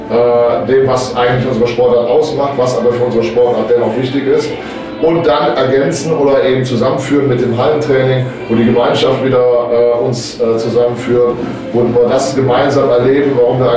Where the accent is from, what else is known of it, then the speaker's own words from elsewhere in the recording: Cologne, North Rhine-Westphalia, Germany; accent: Kölsch; now in Bochum, Germany; vielleicht haben es die Zuhörer äh, von der Teutonia an meinem Akzent äh, so ein bisschen erkannt. Ich bin nicht gebürtiger äh, Bochumer, sondern ich bin eine Kölsche Jung.